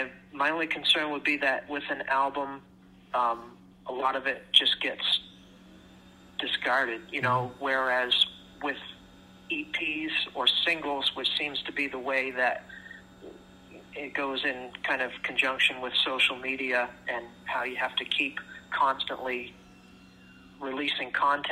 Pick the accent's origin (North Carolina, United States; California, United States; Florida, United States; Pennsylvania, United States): Florida, United States; Orlando; now in Canada; I'm from Florida originally.